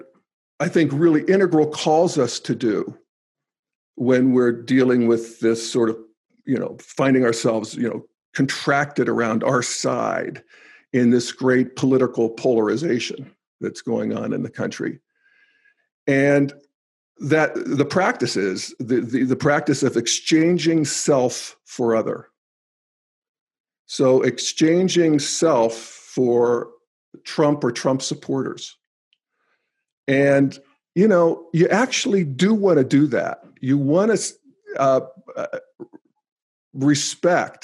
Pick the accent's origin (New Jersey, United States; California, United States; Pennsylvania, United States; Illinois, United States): Pennsylvania, United States; New Castle; moved away as an adult; growing up in Newcastle, Pennsylvania